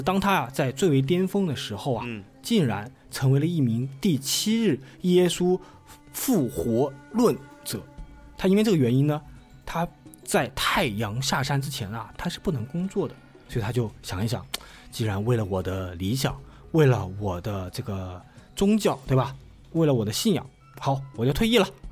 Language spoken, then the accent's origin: Chinese; China; 我们中国